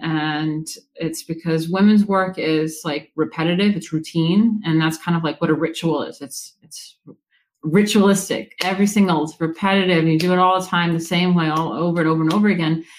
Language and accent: English; Woodstock, New York, United States; I'm from like New York, like Woodstock area